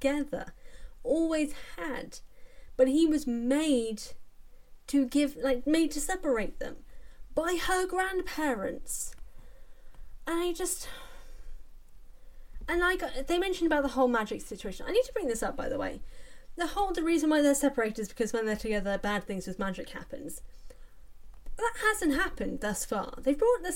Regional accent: England, United Kingdom; as an English person

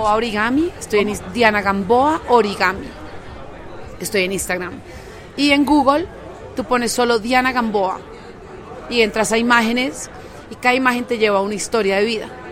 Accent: Colombia; me invita como artista colombiana. No me presento mucho en mi país

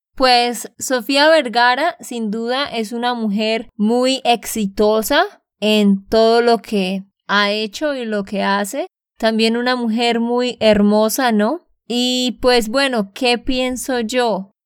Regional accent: Santander, Colombia; de Santander, Colombia

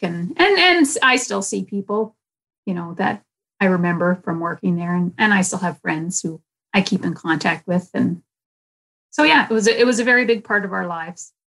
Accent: Winnipeg, Manitoba, Canada; I grew up in North Kildonan

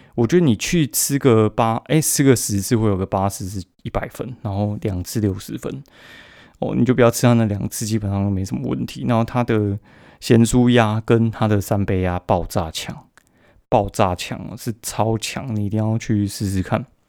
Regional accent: Kaohsiung, Taiwan; 我高雄人

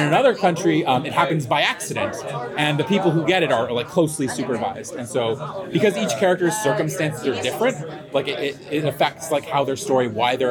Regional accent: Sacramento, California, United States; moved away as an adult; now in Bay Area, United States; I'm from Sacramento. I live in the Bay Area, and I drove up for this, but I grew up here.

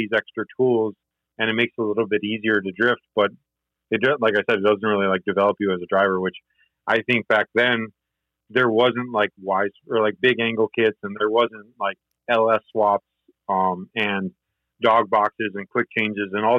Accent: Michigan, United States; I grew up in Michigan

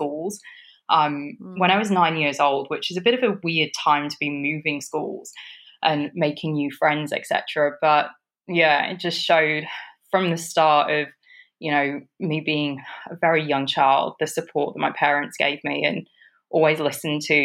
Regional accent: Huddersfield, Yorkshire and the Humber, United Kingdom; grew up in Huddersfield, in West Yorkshire, in England. And both my parents moved over from Kenya, and I was born in Huddersfield and grew up there

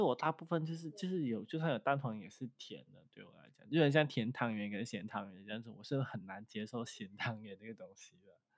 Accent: Malaysia; 虽然我们的祖先就是从，就是，呃，中国就是来到马来西亚

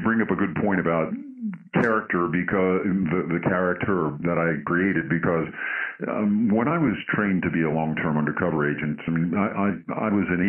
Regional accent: New York, United States; So I'm originally from New York.

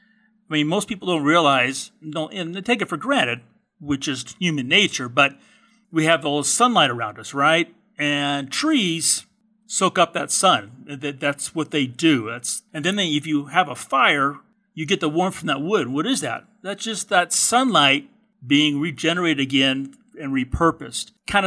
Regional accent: California, United States; Actually, I'm a fourth generation Californian. And where I was born and raise

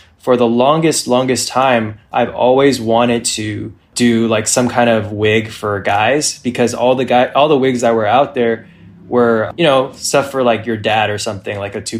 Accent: California, United States; now in Los Angeles, United States; No, I'm actually from Northern California, and I moved down to LA for two reasons.

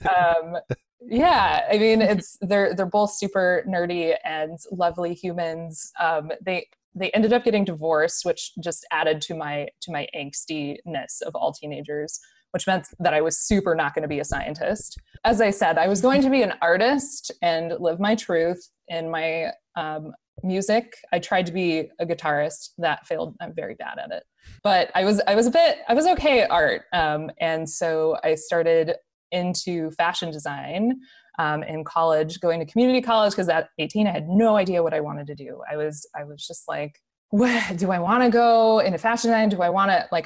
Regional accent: Rio Rancho, New Mexico, United States; I grew up in New Mexico in a little town called Rio Rancho, which is just outside of Albuquerque

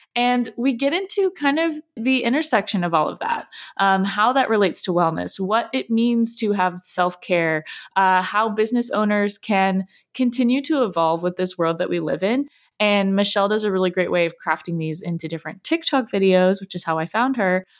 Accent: Southern California, United States; I grew up in Southern California, so wellness industry is like part of who I am

